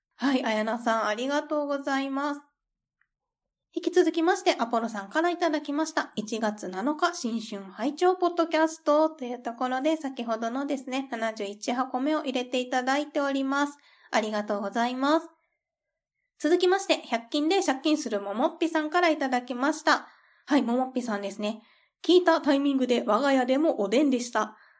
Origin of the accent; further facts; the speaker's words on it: Kansai, Japan; 私が関西出身だから